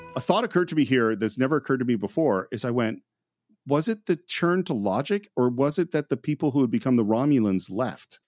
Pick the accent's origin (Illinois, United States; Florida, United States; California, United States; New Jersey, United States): California, United States; Bay Area; growing up in the Bay Area